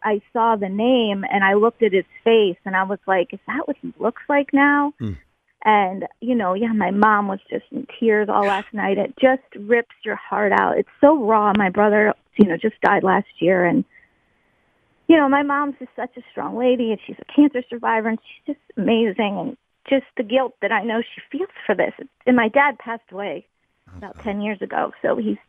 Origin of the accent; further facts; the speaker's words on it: Crafton, Pennsylvania, United States; We grew up in Crafton, went to St. Philip's School and Parish in Crafton.